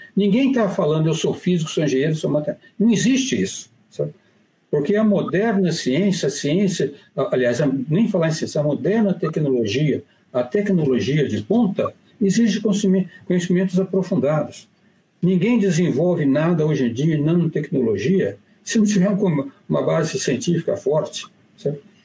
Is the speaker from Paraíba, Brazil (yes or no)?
no; Minas Gerais, Brazil; moved away; eu sou mineiro